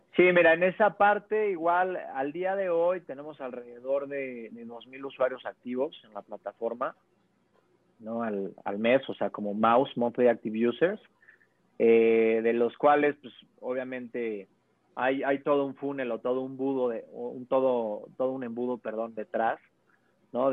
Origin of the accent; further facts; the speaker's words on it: Puebla, Mexico; soy poblano 100%